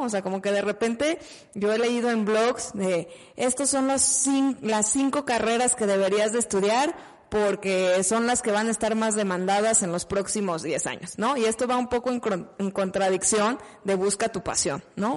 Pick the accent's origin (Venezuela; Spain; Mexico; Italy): Mexico; como mexicanos